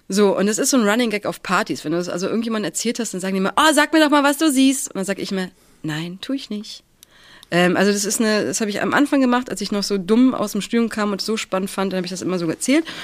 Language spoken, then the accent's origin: German; Stralsund, Mecklenburg-Vorpommern, Germany; Äh, ganz ursprünglich ähm, Stralsund. Ich bin, ein, ich bin ein, ein nordisches Wesen